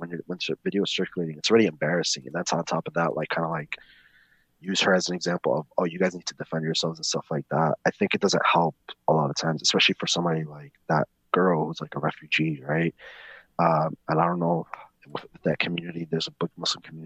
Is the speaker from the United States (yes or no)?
yes; New York, United States; I grew up in the Bronx.